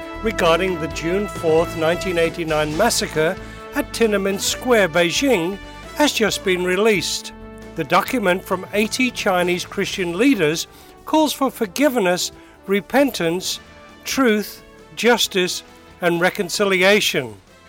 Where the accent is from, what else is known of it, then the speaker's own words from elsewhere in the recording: West Africa, Nigeria; born there; My special guest is Tim Ramsey, who was born in Bolivia in South America, and I was born in Nigeria, West Africa.